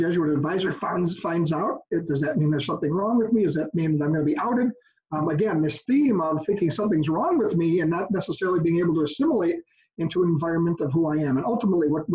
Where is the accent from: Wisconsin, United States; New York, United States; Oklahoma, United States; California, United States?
Wisconsin, United States; West Allis, a suburb of Milwaukee; also born or lived in Oconomowoc, Wisconsin; I was raised in West Dallas, a suburb here of Milwaukee